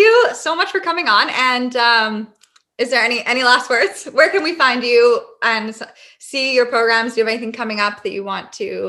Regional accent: Victoria, British Columbia, Canada; I'm from Victoria, BC. So we met, and I stayed out there for 4 months with him, and he had another place, and then we moved here. So now we're in Victoria, and we just moved into a new place.

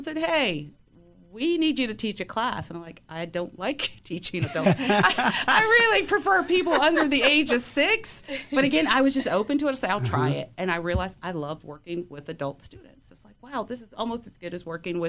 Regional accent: New York City, New York, United States; moved away; also born or lived in Greensboro; I grew up in the South Bronx in New York.

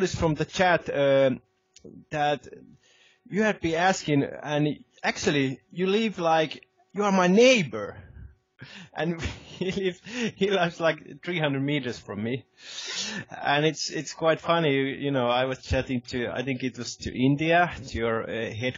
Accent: Helsinki, Uusimaa, Finland; moved away as an adult; now in Lapland, Finland; I'm originally from the Helsinki area, which is the capital of Finland.

